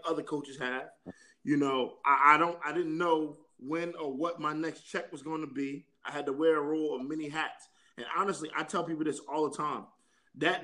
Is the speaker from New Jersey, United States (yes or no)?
yes; New Jersey, United States; also born or lived in East Orange, New Jersey / Newark, New Jersey / Irvington, New Jersey; I grew up in East Orange, New Jersey when I was first born. Then I moved to Newark, New Jersey for a little bit. Then Irvington, and now I currently live in Hillside, New Jersey.